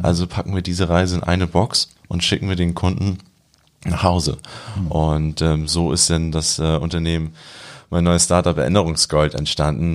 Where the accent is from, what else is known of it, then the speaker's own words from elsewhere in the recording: Germany; also born or lived in Montreal; als Deutscher